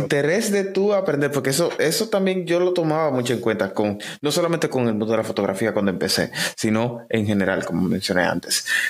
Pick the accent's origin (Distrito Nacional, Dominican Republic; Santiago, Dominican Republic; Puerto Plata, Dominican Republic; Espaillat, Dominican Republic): Santiago, Dominican Republic; Santiago de los Caballeros; Soy oriundo de Santiago, vivo en República Dominicana